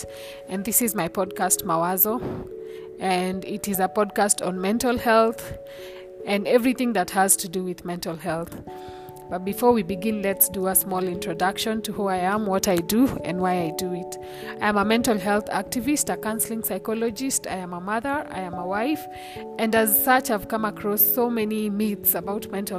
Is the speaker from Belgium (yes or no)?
no; Kenya; I am a Kenyan, so there will be a lot of Swahili words in there